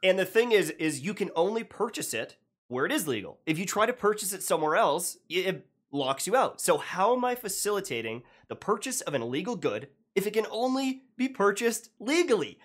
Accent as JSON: {"language": "English", "country": "Canada", "said": "being Canadian"}